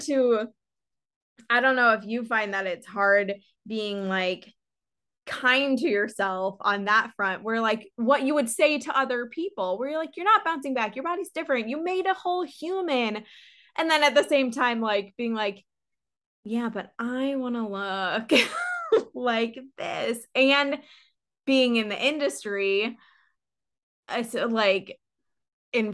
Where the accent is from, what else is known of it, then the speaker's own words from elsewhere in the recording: St. Louis, Missouri, United States; moved away; back home, I'm from St. Louis